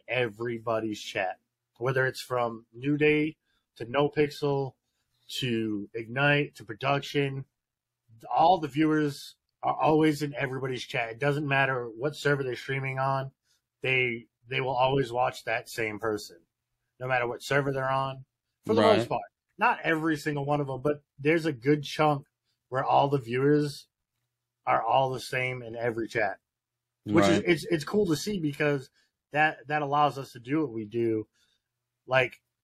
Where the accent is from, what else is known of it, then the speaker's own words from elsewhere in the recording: Rhode Island, United States; Rhode Island